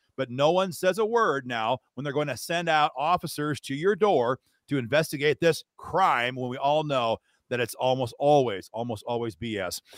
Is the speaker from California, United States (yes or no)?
no; Iowa, United States; my home state of Iowa